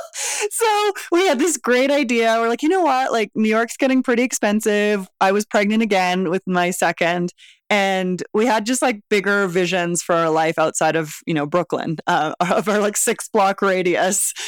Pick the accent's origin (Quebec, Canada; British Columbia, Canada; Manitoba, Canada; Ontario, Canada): British Columbia, Canada; Vancouver; moved away as an adult; now in Mexico City, Mexico; I'm from Vancouver originally